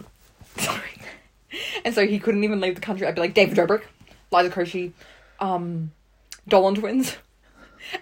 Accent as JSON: {"language": "English", "country": "Australia"}